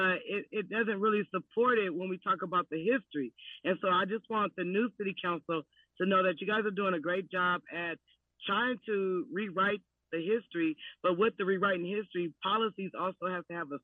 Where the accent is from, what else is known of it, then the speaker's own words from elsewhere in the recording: Berkeley, California, United States; I was born and raised in North Berkeley